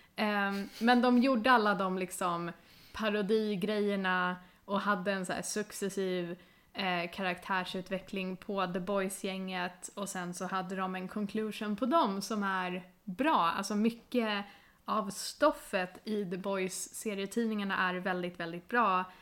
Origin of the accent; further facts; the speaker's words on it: Sweden; vi ska vara stolta som svenskar